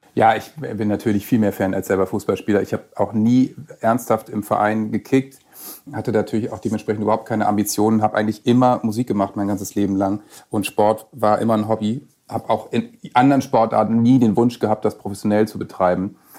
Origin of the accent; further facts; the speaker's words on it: Worpswede, Lower Saxony, Germany; also born or lived in Bremen; gebürtig in Bremen, aufgewachsen in Worpswede bei Bremen